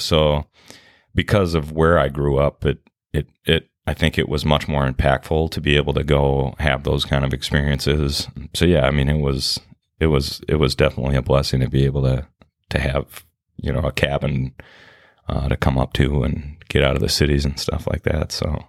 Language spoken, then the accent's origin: English; Minneapolis, Minnesota, United States; I grew up in, uh, Minneapolis, yeah, in South Minneapolis